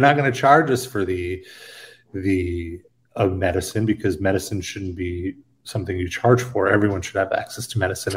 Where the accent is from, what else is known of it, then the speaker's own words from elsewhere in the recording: New York City, New York, United States; as a New Yorker